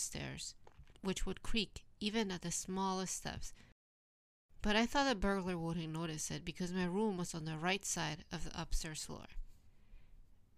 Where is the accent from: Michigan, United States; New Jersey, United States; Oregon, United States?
New Jersey, United States; now in Tokyo, Japan; my hometown in New Jersey